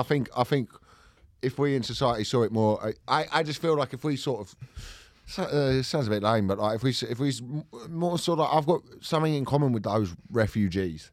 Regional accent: England, United Kingdom; I'm English.

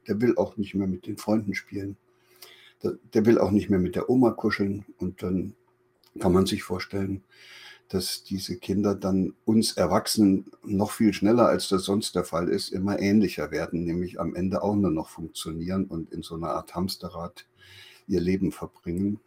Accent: East Germany, Germany; in der damaligen DDR, wo ich groß geworden bin

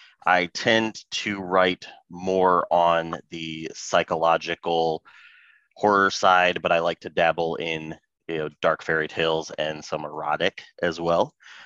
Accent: Northern Indiana, United States; I am also US native and I am from Northern Indiana. So the land of cornfields.

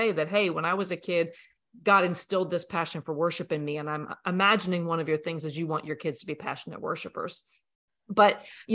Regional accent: United States; also born or lived in Franklin, Tennessee; when we were raised here in America

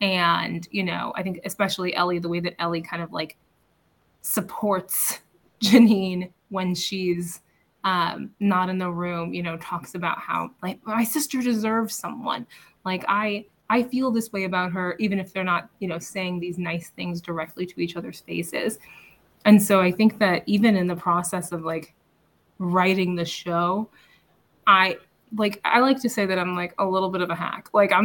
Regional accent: Illinois, United States; I'm from Illinois, so I relate to you spiritually.

